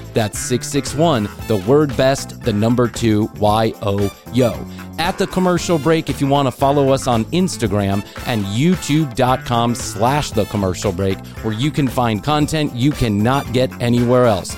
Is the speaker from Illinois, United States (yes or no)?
yes; Chicago, Illinois, United States; moved away; also born or lived in Atlanta; when I was growing up in Chicago